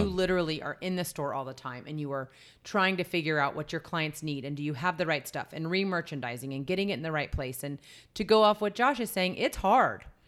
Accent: Texas, United States; I grew up in Texas

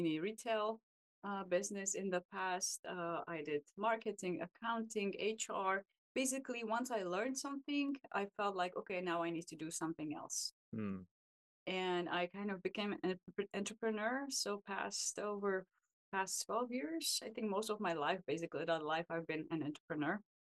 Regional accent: Czechia; moved away as an adult; now in United States; I actually come from a small village in Czech Republic

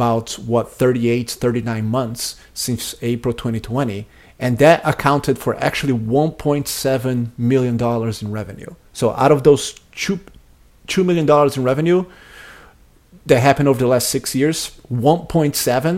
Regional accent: Brazil; English is a second language; moved away as an adult; now in United States; I grew up in Brazil, and I moved to the United States when I was 20 years old to go to college

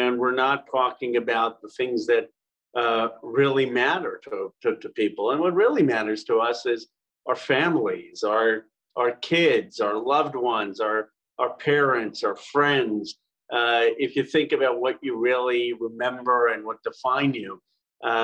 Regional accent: Philadelphia, Pennsylvania, United States; moved away; I was born in 1976 in Philadelphia, our bicentenary

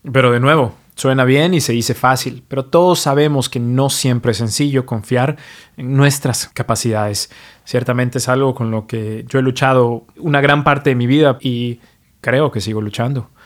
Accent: Mexico; now in New York, United States; soy mexicano, pero vivo y practico medicina en New York

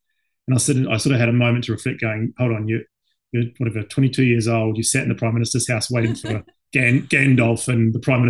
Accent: Christchurch, Canterbury, New Zealand; moved away as an adult; also born or lived in Taranaki / Wellington / Auckland / London; now in United Kingdom; So I was born in Taranaki, so not far from you guys, a place called Uruniui, just outside, a little place called Oneiro Bay. It's where I was born, lived there for the first 5 years of my life, then moved south to Christchurch and did all my schooling there, university there.

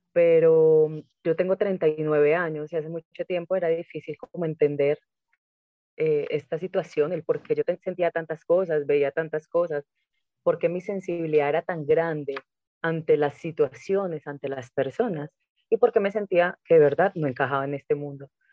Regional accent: Medellín, Antioquia, Colombia; moved away; yo regreso a Medellín, porque yo no vivía en Medellín, yo regreso a mi tierra

